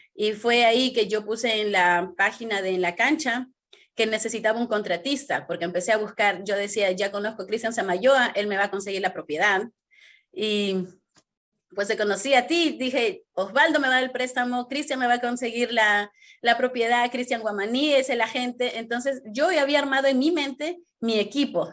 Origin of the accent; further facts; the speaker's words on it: Peru; moved away as an adult; soy de Perú